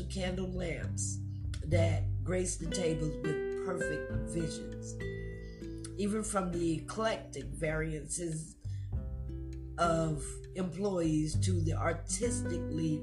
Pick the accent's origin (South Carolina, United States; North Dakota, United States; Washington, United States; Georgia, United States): South Carolina, United States; Myrtle Beach; my hometown of Myrtle Beach